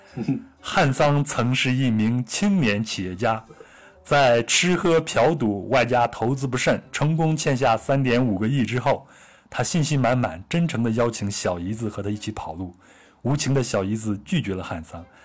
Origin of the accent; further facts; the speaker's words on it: Luoyang, Henan, China; 我老家在河南洛阳，我老家那边就是山区了，就小时候从来没有见过大海